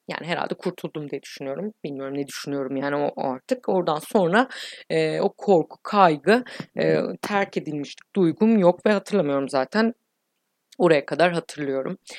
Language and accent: Turkish; İzmir, Turkey; Ben doksan üç İzmir doğumluyum.